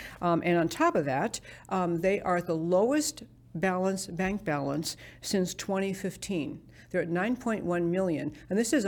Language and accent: English; Texas, United States; We had supported Ted Cruz. I'm a Texan. He's our senator.